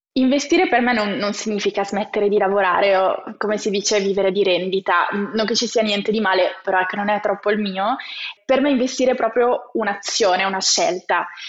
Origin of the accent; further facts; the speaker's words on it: province of Cuneo, Piedmont, Italy; io sono originaria della provincia di Cuneo